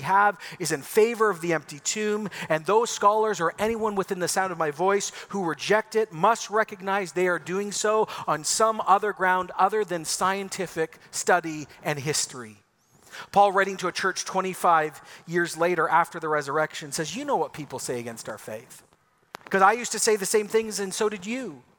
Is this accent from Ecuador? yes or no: yes; Ecuador; See, I grew up in Ecuador in the 80s. I lived on a volcano 10,000 feet above sea level. I had an epic childhood.